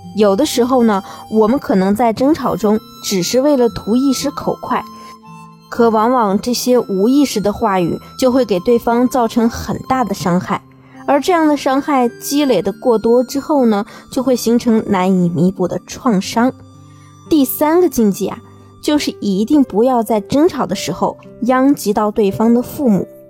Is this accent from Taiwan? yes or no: no; China; 我们中国人的心思啊，一般都是很细腻的